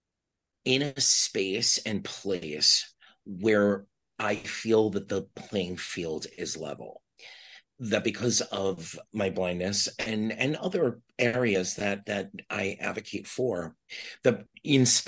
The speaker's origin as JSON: {"language": "English", "town": "New York City", "region": "New York", "country": "United States", "tie": "born or raised there", "also_born_or_lived": "Virginia / Texas", "accent": "New York", "moved": "as an adult", "lives_now": "Miami, United States", "said": "I'm originally from Staten Island. I was born in Staten Island. My father, in my young life, was in the Navy. So we lived in Virginia. We lived in Texas. I spent the bulk of my life, though, in New York City"}